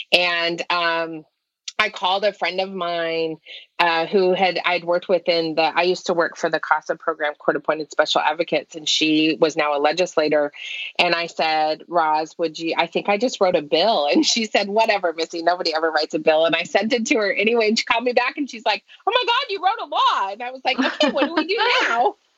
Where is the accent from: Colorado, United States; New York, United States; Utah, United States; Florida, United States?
Utah, United States; moved away as an adult; also born or lived in California; now in Oregon, United States; And I was born and raised in Utah.